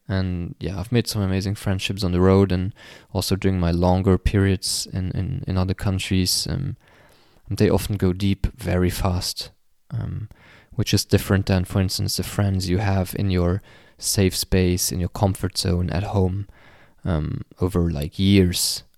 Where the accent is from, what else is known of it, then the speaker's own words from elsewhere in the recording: Luxembourg; my home country, uh, Luxembourg